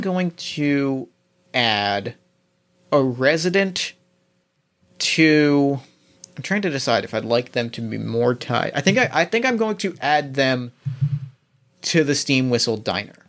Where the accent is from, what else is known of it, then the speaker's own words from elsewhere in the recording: New Jersey, United States; I grew up in New Jersey.